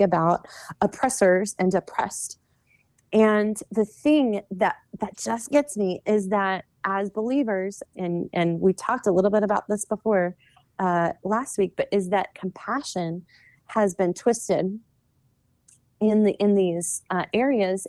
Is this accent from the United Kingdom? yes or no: no; the South, United States; I was born in the South